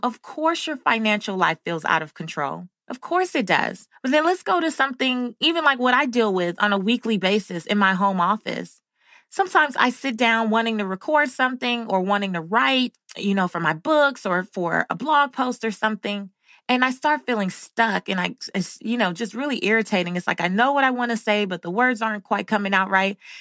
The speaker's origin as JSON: {"language": "English", "town": "Los Angeles", "region": "California", "country": "United States", "tie": "born or raised there", "said": "growing up in South Central Los Angeles"}